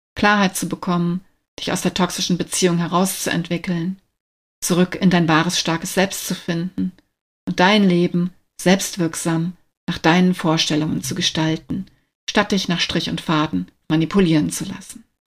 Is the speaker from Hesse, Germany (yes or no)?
yes; Wiesbaden, Hesse, Germany; moved away as an adult; also born or lived in Berlin area; Seit Februar 2023 lebe und arbeite ich wieder in meiner alten Heimat Wiesbaden